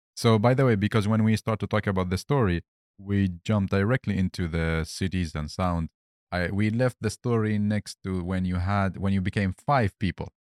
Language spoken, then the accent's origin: English; Baghdad, Baghdad Governorate, Iraq; moved away; also born or lived in Helsingborg, Sweden; originally I'm from Baghdad